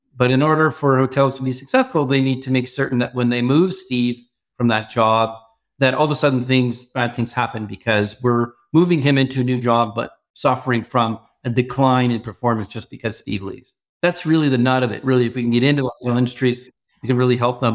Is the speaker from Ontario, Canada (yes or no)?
yes; Toronto, Ontario, Canada; I grew up in Toronto, but worked a lot in the U S in my early careers.